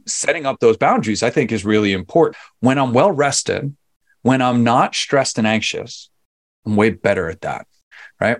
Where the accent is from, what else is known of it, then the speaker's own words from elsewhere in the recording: New York City, New York, United States; moved away as an adult; I'm originally from New York